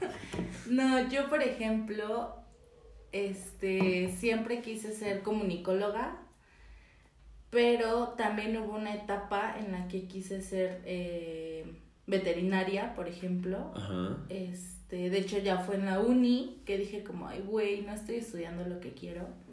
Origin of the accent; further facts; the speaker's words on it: Mexico City, Mexico; tengo 24 años, soy chilanga